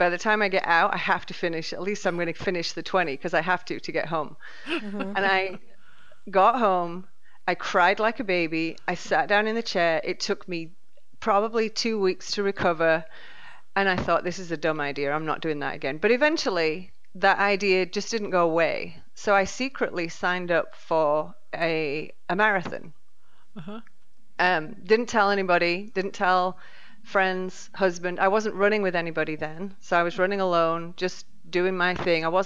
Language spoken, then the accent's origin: English; near Leeds, Yorkshire and the Humber, United Kingdom; moved away as an adult; now in Katy, Texas, United States; I was born in England, in Yorkshire, close to Leeds. Moved over here, 15 years ago